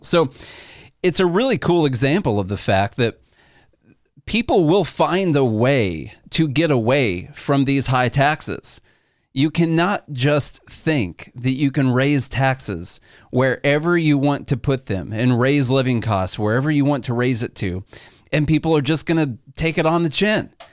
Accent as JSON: {"language": "English", "region": "Illinois", "country": "United States", "said": "We're from Illinois"}